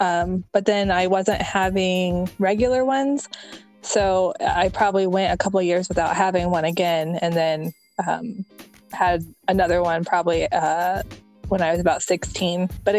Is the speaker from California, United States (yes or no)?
no; Texas, United States; moved away as an adult; now in Georgia, United States; I'm 35. I'm originally from Texas. But we moved to Georgia 2 years ago.